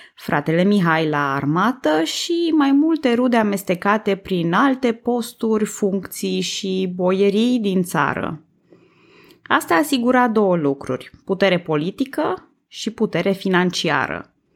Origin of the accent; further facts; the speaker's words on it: Transylvania, Romania; eu sunt tot ardeleancă